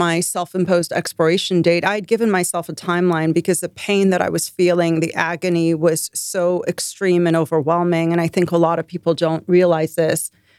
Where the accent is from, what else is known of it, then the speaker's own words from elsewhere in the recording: Iran; also born or lived in London; now in United States; I was born in Iran. I lived in Iran for a bunch of years. Then we moved to London. I lived in London. And then we moved to the States.